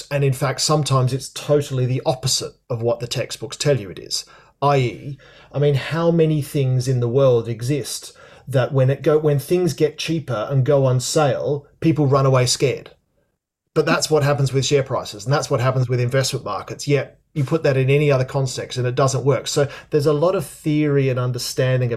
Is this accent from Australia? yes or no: yes; Australia; moved away as an adult; also born or lived in London, United Kingdom; now in United Kingdom; I'm Australian originally, John. I moved over here in 2000